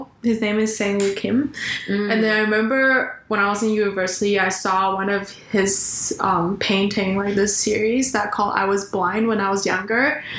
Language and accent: English; Canada; So we're talking about how to navigate the best of both worlds as Taiwanese Canadian.